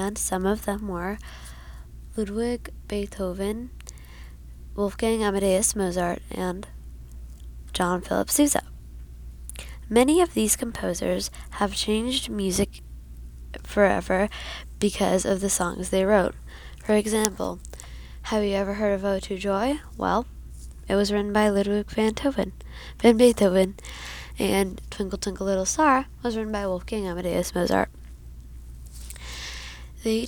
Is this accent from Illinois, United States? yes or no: no; Arlington, Virginia, United States; I am from Arlington, Virginia